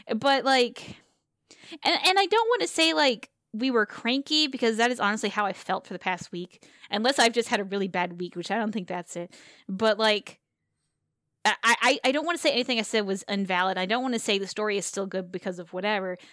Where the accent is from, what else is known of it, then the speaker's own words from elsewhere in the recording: the South, United States; moved away; I came from the South. I grew up in the South.